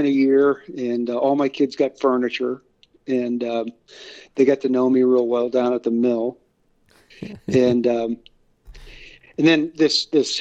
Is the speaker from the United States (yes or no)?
yes; Northeast Ohio, United States; I grew up in right where I live in Northeast Ohio, about midway between Cleveland and Pittsburgh